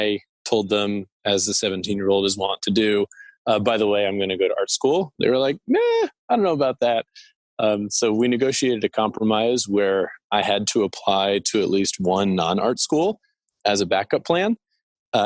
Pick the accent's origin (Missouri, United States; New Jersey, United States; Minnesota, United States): New Jersey, United States; Summit; moved away as an adult; also born or lived in New York City / Rhode Island / Boston; I grew up in Summit, New Jersey. I was born in New York City